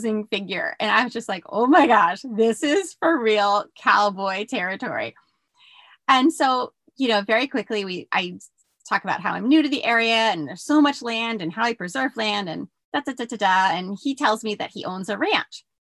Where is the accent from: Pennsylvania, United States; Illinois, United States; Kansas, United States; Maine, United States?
Pennsylvania, United States; outside Philadelphia; moved away as an adult; also born or lived in Bronx, New York / New Mexico; I grew up outside Philly